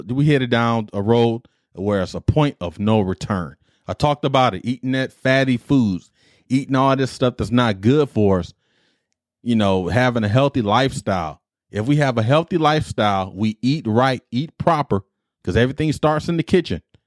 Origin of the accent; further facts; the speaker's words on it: Detroit, Michigan, United States; The Better Made Hots is a chip I grew up on in Detroit